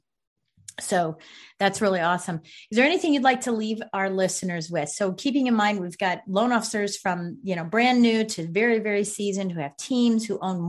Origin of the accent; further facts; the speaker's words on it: Virginia, United States; my hometown or my home state of Virginia